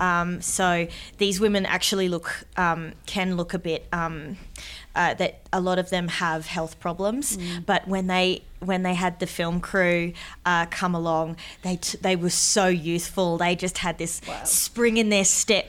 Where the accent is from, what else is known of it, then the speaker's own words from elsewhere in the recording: Darwin, Northern Territory, Australia; moved away; also born or lived in Sydney; I was from Darwin. And, and that I was a Larrakia woman from Darwin